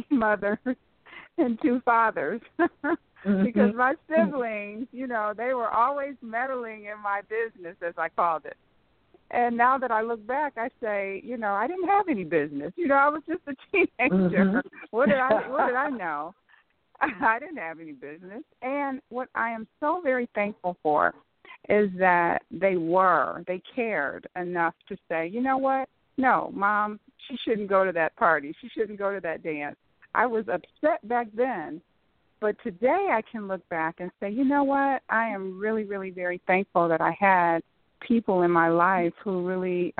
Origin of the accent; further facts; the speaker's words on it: Saginaw, Michigan, United States; moved away as an adult; also born or lived in Florida / Southfield, Michigan / Farmington Hills, Michigan; now in Cincinnati, United States; I'm originally from Saginaw, Michigan